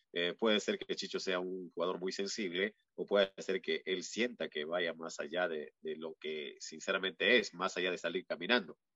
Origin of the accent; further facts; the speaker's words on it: Peru; moved away; en mi país, en Perú